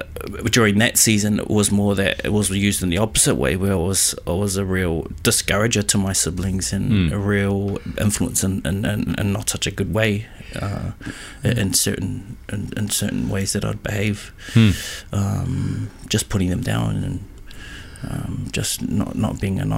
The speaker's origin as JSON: {"language": "English", "region": "Auckland", "country": "New Zealand", "tie": "born or raised there", "said": "born and raised in Auckland City, the North Island of New Zealand."}